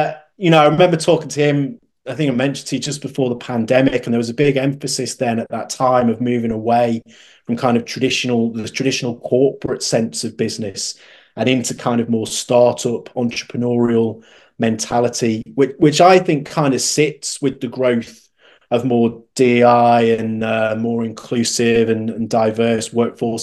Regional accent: United Kingdom; as a Brit

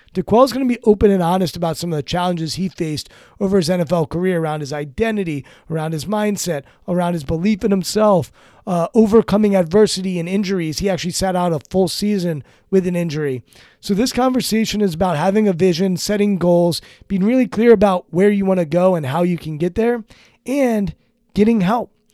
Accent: Maryland, United States; I grew up in Maryland

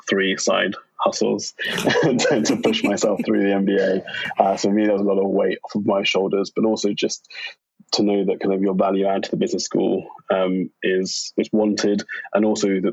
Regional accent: London, United Kingdom; I was born in London at St. George's Hospital.

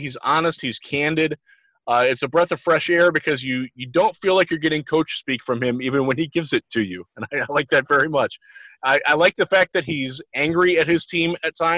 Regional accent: Michigan, United States; I'm somewhere in the middle of Michigan right now. I don't even know where I'm at, and it's my home state

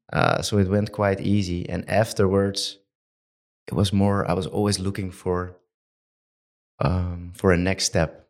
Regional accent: Amsterdam, North Holland, Netherlands; I'm from Amsterdam

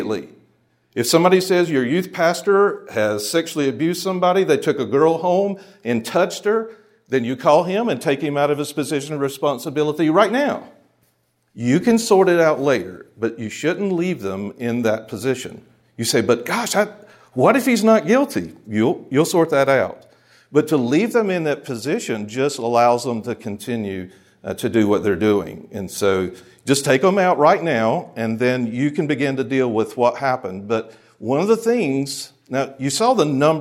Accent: Charlotte, North Carolina, United States; the church I grew up in Charlotte

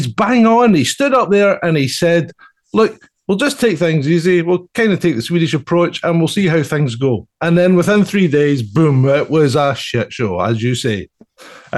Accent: Scotland, United Kingdom; I'm a Scotsman

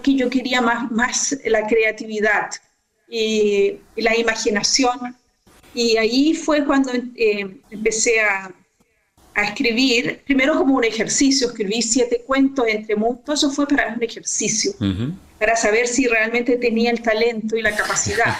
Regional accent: Concepción, Biobío, Chile; also born or lived in Los Ángeles, Chile; yo nací en Concepción eh, y viví casi toda mi vida allí

